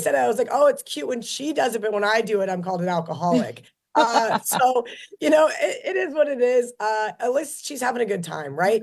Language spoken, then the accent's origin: English; Kansas, United States; growing up in Kansas